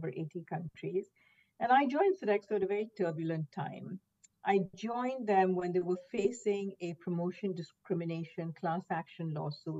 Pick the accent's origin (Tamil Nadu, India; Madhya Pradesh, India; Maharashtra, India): Maharashtra, India; Mumbai; moved away as an adult; now in United States; I grew up in Mumbai, India, where everyone, looked like me, same skin tones predominantly